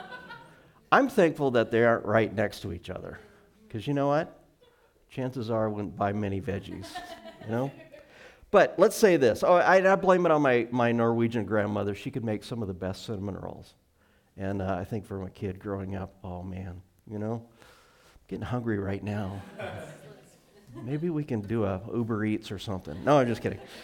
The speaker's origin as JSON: {"language": "English", "region": "Montana", "country": "United States", "tie": "born or raised there", "moved": "yes", "lives_now": "Arlington, United States", "said": "I grew up in Montana"}